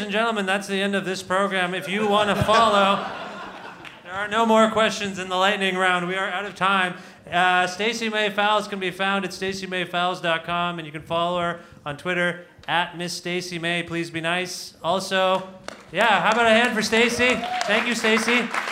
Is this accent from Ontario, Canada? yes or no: yes; Toronto, Ontario, Canada; I grew up in this area well, hearing about the Leafs, Leafs constantly